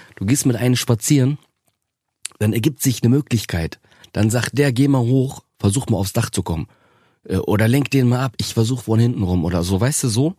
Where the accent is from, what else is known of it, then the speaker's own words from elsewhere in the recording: Osnabrück, Lower Saxony, Germany; Das, das ist so meine Geburtsstadt. Ähm, da ist alles in Ordnung. Und das Gastarbeiterviertel, äh, wo ich groß geworden bin